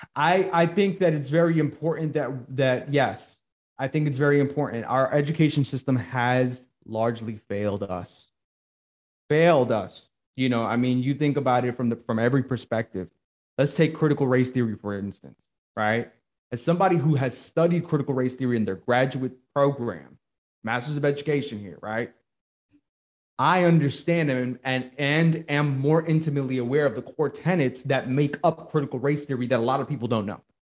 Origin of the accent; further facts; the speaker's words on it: New Jersey, United States; now in Georgia, United States; I'm originally from Jersey